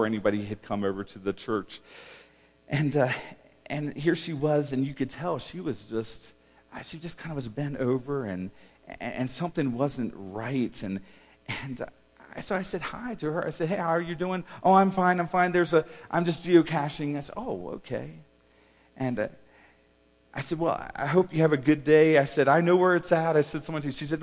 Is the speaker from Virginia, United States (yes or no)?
no; Havre de Grace, Maryland, United States; as a young kid, and I was growing up in Maryland and on the Chesapeake Bay at a place called Havitagrass, Maryland